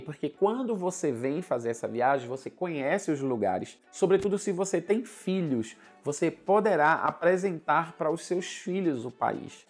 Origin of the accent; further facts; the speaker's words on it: Recife, Pernambuco, Brazil; moved away as an adult; now in Senegal; lá na cidade do Recife, de onde eu venho